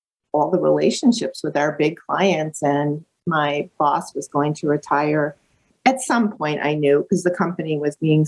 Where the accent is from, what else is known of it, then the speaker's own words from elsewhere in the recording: Lake Geneva, Wisconsin, United States; growing up in Lake Geneva, Wisconsin, which is a really beautiful small town between Milwaukee and Chicago